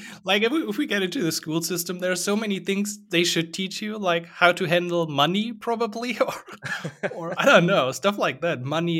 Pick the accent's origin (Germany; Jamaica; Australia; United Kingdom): Germany; English is a second language; from Germany.